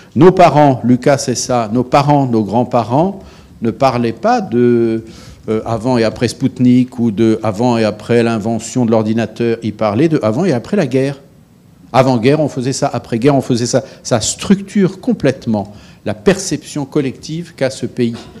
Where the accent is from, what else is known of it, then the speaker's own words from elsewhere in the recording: France; je suis un Français de bientôt 60 ans